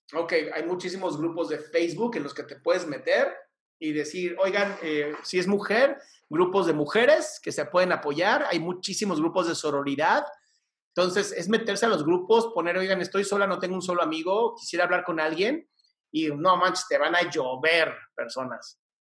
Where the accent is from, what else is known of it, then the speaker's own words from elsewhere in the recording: Mexico City, Mexico; Yo nací en esta ciudad hermosa, la Ciudad de México. Soy chilango de toda mi vida